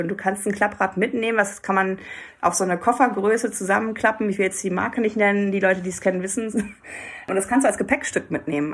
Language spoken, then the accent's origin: German; Hamburg, Germany; Als Hamburgerin muss ich natürlich auch sagen, wir leben ja eh in der besten Stadt der Welt